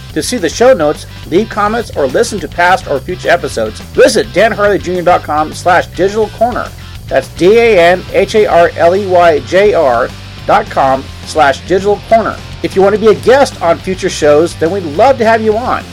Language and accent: English; Apple Valley, California, United States; I was born and raised in Apple Valley, California